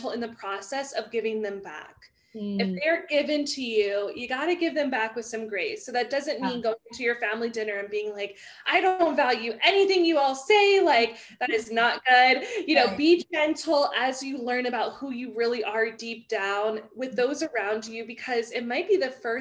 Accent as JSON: {"language": "English", "region": "the South", "country": "United States", "said": "I'm from the South. So I say y'all"}